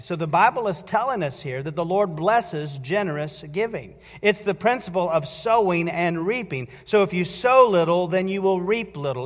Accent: United States; And as American citizens

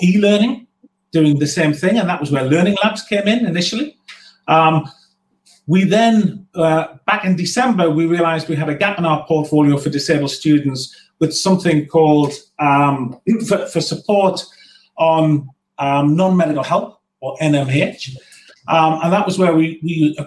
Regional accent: North East England, United Kingdom; as a Northerner

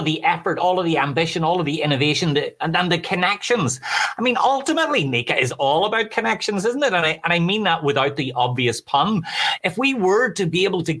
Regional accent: Ireland; I'm Irish

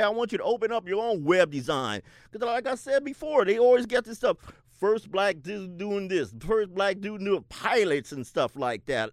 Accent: Seattle, Washington, United States; I grew up in the South End, South Seattle

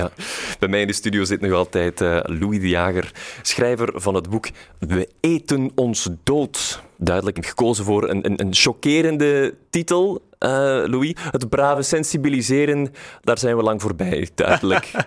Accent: Brussels, Brussels-Capital Region, Belgium; wij als Brusselaar

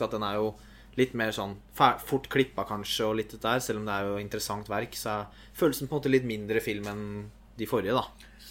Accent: Norway; som nordmann

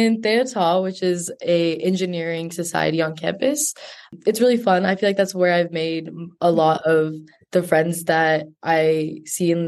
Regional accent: Fullerton, California, United States; I'm originally from Fullerton, California

